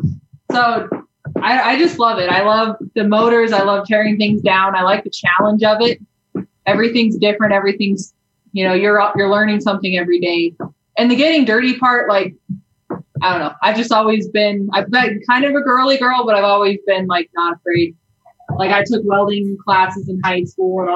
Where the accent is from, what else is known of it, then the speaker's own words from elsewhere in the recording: Laramie, Wyoming, United States; I went to WyoTech in Laramie, which was my hometown.